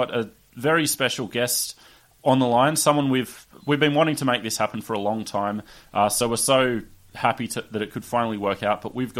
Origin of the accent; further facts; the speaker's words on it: Sydney, New South Wales, Australia; I was growing up in Sydney. I don't think I'd ever been to Newcastle at that point